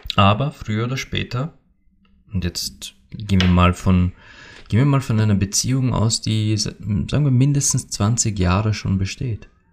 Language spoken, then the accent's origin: German; Austria; also born or lived in Bad Hall, Upper Austria; hier bei uns in Österreich